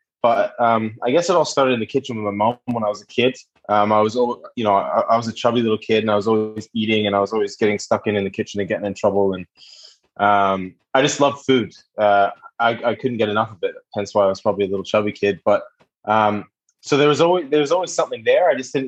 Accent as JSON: {"language": "English", "area": "just outside of Vancouver", "region": "British Columbia", "country": "Canada", "tie": "born or raised there", "also_born_or_lived": "United Kingdom", "moved": "yes", "said": "Yeah, I'm a Vancouver boy. I'm from the West Coast. So born and raised in just outside of Vancouver"}